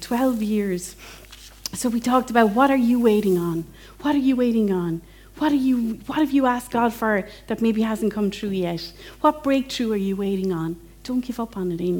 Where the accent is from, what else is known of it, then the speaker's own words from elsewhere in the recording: England, United Kingdom; now in Ireland; as an English person that loves Jane Austen